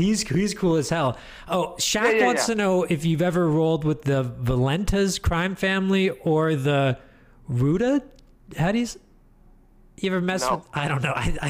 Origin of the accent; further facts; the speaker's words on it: Canada; accent: Canadian; I thought he was making fun of my Canadian accent.